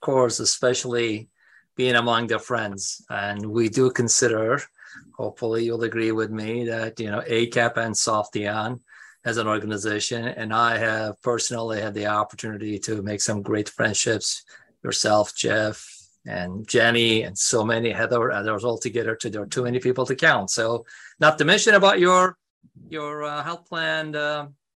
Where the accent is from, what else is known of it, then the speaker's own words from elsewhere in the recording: Istanbul, Turkey; moved away as an adult; now in United States; I was born in Turkey, Istanbul, grew up on the streets of Istanbul and various parts of Turkey